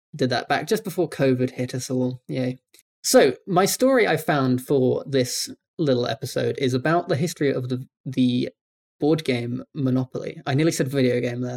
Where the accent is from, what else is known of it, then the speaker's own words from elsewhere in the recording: United Kingdom; I'm British.